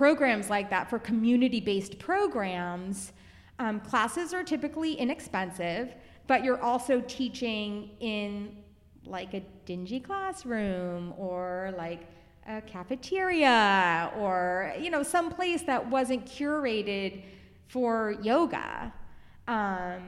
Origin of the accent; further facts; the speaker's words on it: Biddeford, Maine, United States; moved away; my gift to my hometown